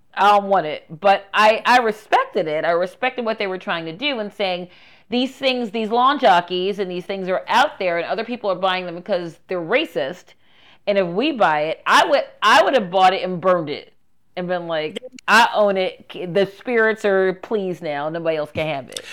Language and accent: English; Baltimore, Maryland, United States; moved away; a person from Baltimore City who was born here, raised here, and then came back here